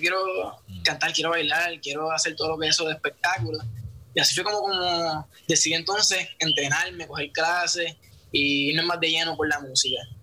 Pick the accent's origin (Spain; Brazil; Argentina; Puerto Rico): Puerto Rico; San Juan; soy de Santurce, Puerto Rico